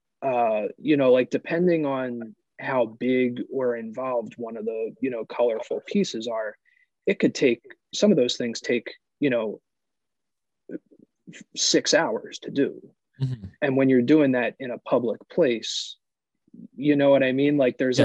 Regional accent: Philadelphia, Pennsylvania, United States; I grew up in West Philly.

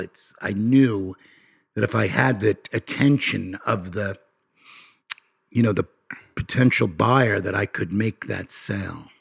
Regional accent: Nassau County, New York, United States; I come from New York. I come from a, a, a place, uh, in Na, called Nassau County, in Nassau County

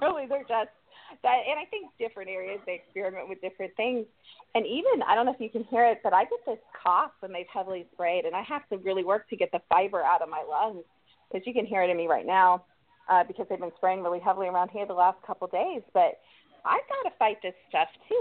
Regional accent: Columbus, Ohio, United States; now in North Carolina, United States; I'm from Columbus, Ohio, even though we live in North Carolina now.

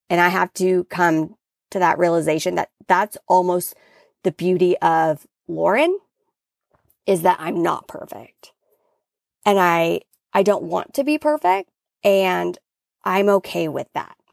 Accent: Washington, United States; now in California, United States; I grew up in Washington

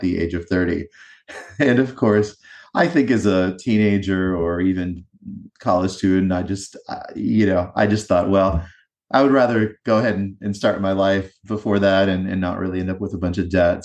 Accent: eastern North Carolina, United States; also born or lived in New Jersey; I grew up in a small town in eastern North Carolina

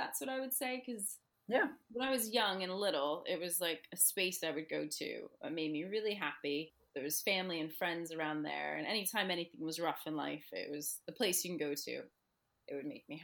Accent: New Jersey, United States; moved away as an adult; also born or lived in Bristol Channel, United Kingdom; now in United Kingdom; growing up in New Jersey and growing up near the Atlantic coastline

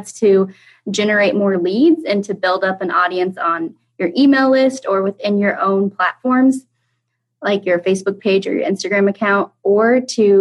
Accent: Kansas, United States; also born or lived in London, England; So I am from Kansas. I actually live in the center of the center state in the United States. I grew up going to school here, going to college here

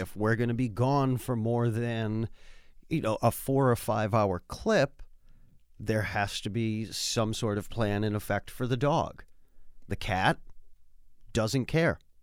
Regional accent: Worcester, Massachusetts, United States; I grew up in Worcester

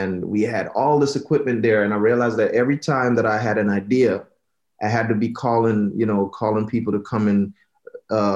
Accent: Jamaica; born and raised in Jamaica.

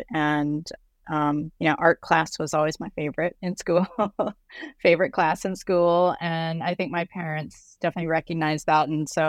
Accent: Colorado, United States; also born or lived in Lubbock, Texas; Well, I was actually born in Lubbock, Texas. My father's side of the family is very much from the Texas, Oklahoma area. But when I was 6 months old, we moved to Colorado. And so Colorado is where I grew up until I was 18.

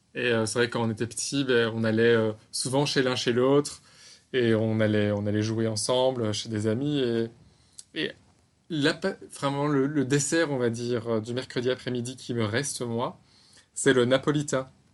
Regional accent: Belgium; moved away as an adult; now in Bangkok, Thailand

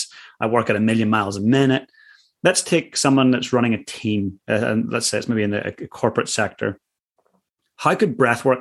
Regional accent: Northern Ireland, United Kingdom; growing up in Northern Ireland

